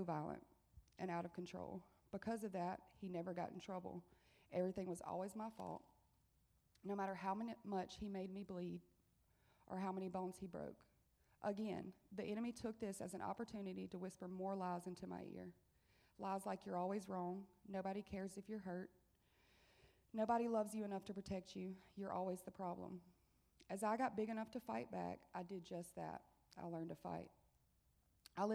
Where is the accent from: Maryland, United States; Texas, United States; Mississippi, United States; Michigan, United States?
Mississippi, United States; Monticello; I'm 30 years old, and I'm from Monticello, Mississippi.